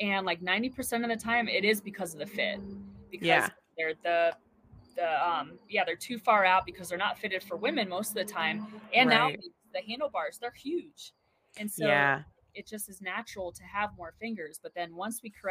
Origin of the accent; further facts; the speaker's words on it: Ohio, United States; now in Colorado, United States; growing up in Ohio